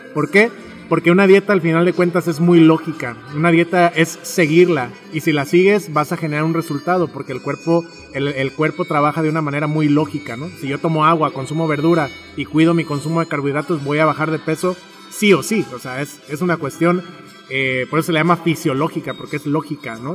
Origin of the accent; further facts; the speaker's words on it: Tepic, Nayarit, Mexico; yo nací en Tepic y me gusta mucho Tepic